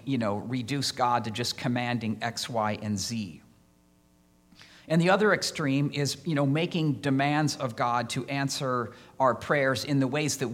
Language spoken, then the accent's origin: English; Iowa, United States; moved away as an adult; also born or lived in Chicago; now in Illinois, United States; I had applied to Iowa State since I grew up in Iowa